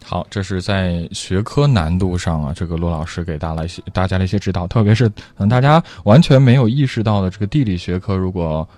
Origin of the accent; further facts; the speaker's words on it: China; 我们中国人